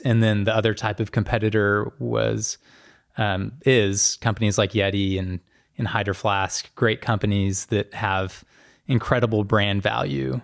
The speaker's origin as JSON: {"language": "English", "town": "Norman", "region": "Oklahoma", "country": "United States", "tie": "born or raised there", "said": "I grew up in Norman, um, went to the University of Oklahoma, which is in Norman"}